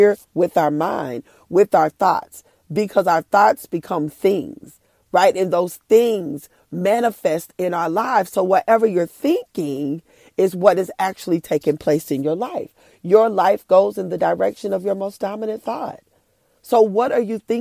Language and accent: English; Oklahoma, United States; I'm from Oklahoma